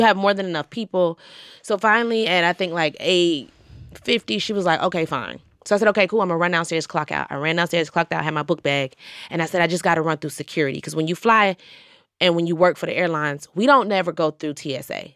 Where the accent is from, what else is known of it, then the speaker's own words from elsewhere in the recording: Georgia, United States; now in New York, United States; I'm from Georgia